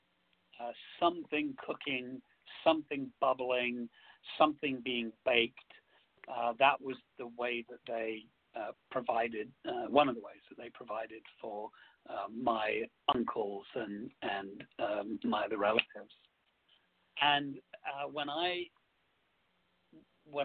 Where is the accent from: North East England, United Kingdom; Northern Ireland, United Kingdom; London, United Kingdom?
London, United Kingdom; where I grew up in London, there were lots of families from different areas